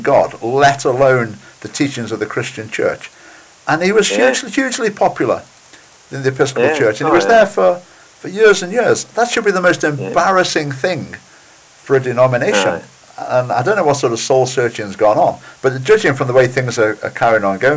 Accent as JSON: {"language": "English", "region": "England", "country": "United Kingdom", "also_born_or_lived": "Birmingham / Isle of Wight", "moved": "as an adult", "lives_now": "Edinburgh, United Kingdom", "said": "I'm originally English"}